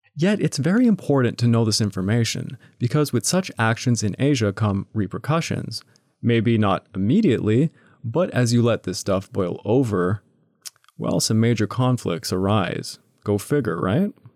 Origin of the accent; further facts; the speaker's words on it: Quebec, Canada; I am from Quebec